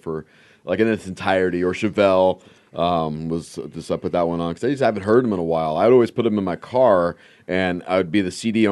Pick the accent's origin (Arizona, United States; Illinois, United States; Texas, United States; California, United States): California, United States; Los Angeles; moved away; I grew up in Northridge